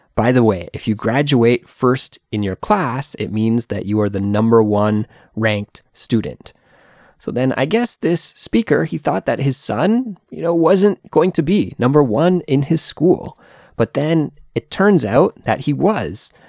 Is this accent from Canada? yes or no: yes; Canada; moved away as an adult; now in South Korea; I'm a Canadian English teacher who lives in South Korea